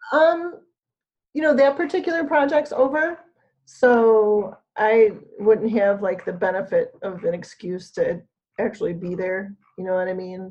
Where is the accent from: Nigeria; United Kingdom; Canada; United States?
United States; Michigan; I'm from Michigan